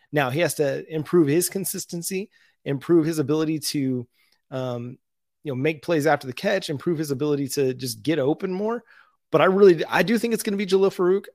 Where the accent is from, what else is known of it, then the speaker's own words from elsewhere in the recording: Tahlequah, Oklahoma, United States; my hometown